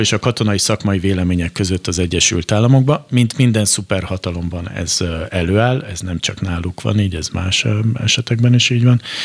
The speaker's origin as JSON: {"language": "Hungarian", "country": "Hungary", "said": "mi a magyarként itt a Kárpát-medencében arra szocializálódtunk be"}